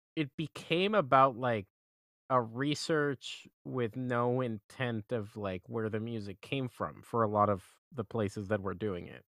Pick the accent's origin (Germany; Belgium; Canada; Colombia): Colombia; I'm from Colombia, I'm from Latin America